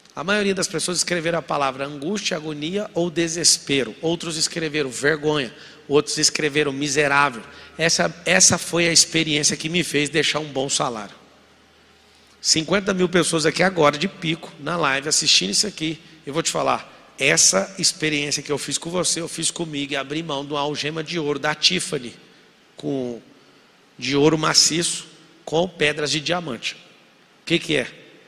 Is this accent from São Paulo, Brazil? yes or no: no; Goiânia, Goiás, Brazil; morava em Goiás, sou de Goiânia, nascido em Goiânia